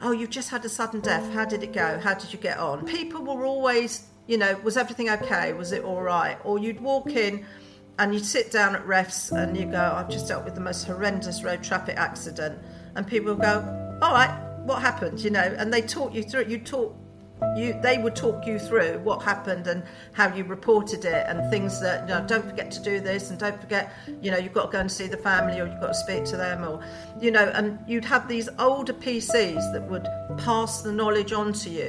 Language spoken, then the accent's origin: English; London, United Kingdom; I'm a Brent girl, born and bred in Brent, so but the other side of Brent. I was more towards the Harrow side